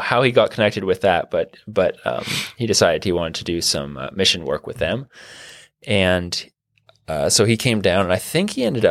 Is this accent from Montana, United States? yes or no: no; Garrett, Kentucky, United States; I grew up in Garrett. I grew up at the end of a holler